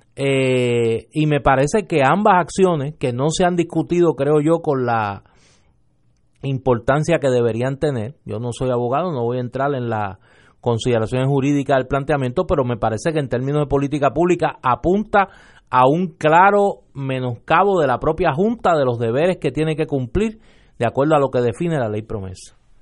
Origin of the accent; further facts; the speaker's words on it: Puerto Rico; puertorriqueños que venimos de pasados políticos distintos